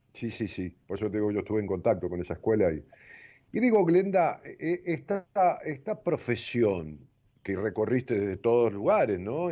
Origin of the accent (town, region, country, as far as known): Argentina